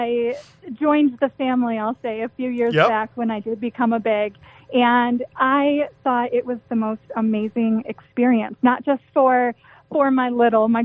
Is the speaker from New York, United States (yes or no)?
no; Kalamazoo, Michigan, United States; I am originally from Kalamazoo